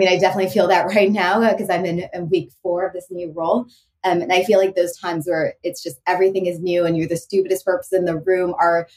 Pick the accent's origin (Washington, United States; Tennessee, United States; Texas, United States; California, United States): Texas, United States; Houston; moved away as an adult; also born or lived in St. Louis; growing up in Houston, Texas